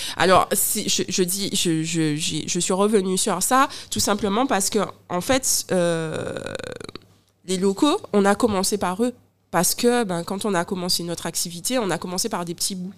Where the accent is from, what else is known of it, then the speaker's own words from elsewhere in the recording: Guadeloupe; j'ai un accent, je suis guadeloupéenne